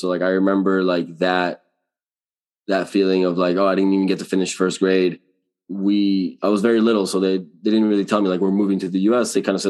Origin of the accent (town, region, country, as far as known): Miami, Florida, United States; born or raised there; also born or lived in Venezuela / Hollywood, Florida